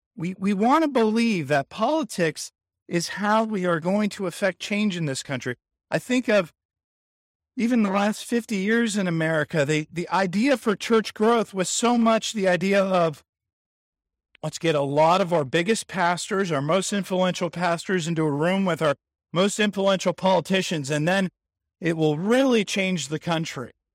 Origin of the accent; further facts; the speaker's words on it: San Diego, California, United States; growing up in San Diego in the eighties